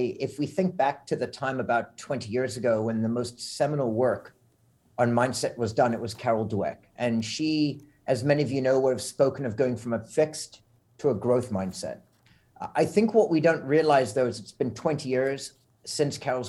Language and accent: English; South Africa; moved away; also born or lived in Montreal, Canada / Florida, United States / Bermuda; growing up in South Africa